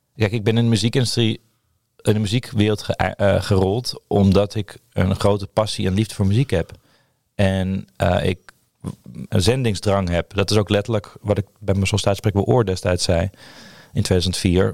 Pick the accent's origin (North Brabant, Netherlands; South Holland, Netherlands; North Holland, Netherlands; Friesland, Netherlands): North Holland, Netherlands; Purmerend; Ik ben opgegroeid in Purmerend